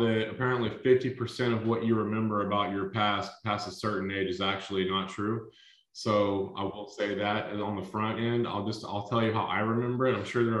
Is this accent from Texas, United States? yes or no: yes; Baytown, Texas, United States; now in Austin, United States; I grew up in Baytown, which is kind of the east side of Houston, Texas